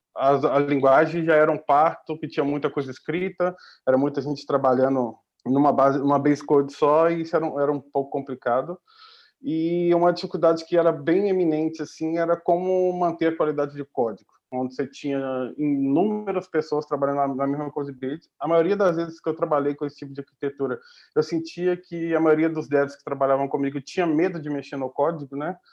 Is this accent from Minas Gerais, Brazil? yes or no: yes; Minas Gerais, Brazil; moved away as an adult; also born or lived in Belo Horizonte; now in Portugal; como um bom mineiro